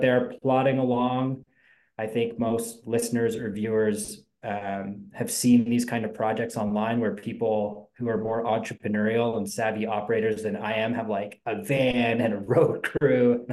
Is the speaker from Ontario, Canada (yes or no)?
yes; Ontario, Canada; we're from Ontario